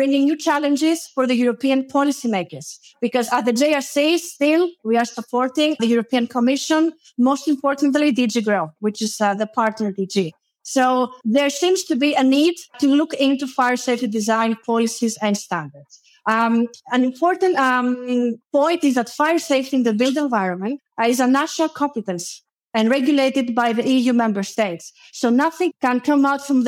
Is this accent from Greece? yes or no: yes; Greece; moved away as an adult; also born or lived in Ispra, Italy; In 2012, I moved back to my home country